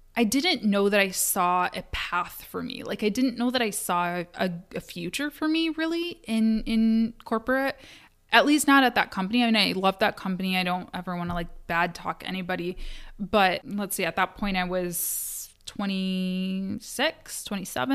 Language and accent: English; Kalamazoo, Michigan, United States; Kalamazoo, which is my hometown